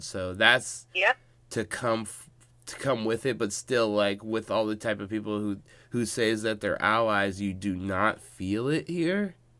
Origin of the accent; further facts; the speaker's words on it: Seattle, Washington, United States; I'm from Seattle, born and raised.